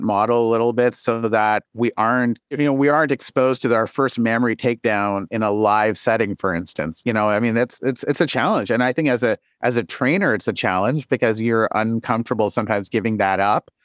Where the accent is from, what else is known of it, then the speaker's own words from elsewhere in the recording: Canada; moved away; I'm Canadian and that I came out of a Canadian training environment